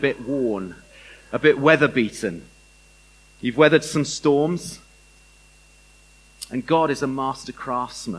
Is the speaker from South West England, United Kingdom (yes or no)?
yes; Bath, South West England, United Kingdom; I grew up in Bath.